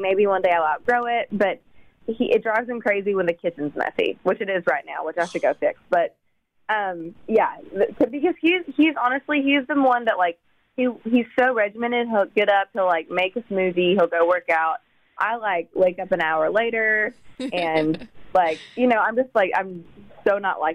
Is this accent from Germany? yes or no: no; East Tennessee, United States; I grew up in East Tennessee, like on a farm